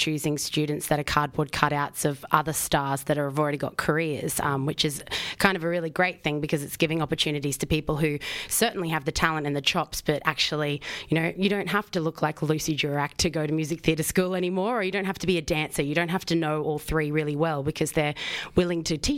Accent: Queensland, Australia; moved away; I am a Queenslander.

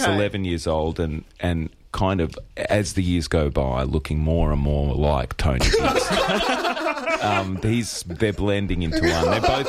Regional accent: Melbourne, Victoria, Australia; Yes, I'm from Glen Waverley. That's my home suburb.

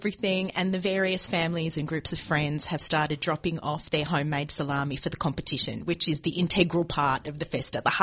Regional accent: Australia; growing up in Italian families, Australian Italian families

